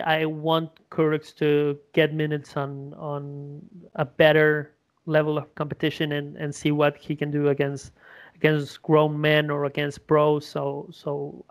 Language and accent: English; Uruguay; English is a second language; my hometown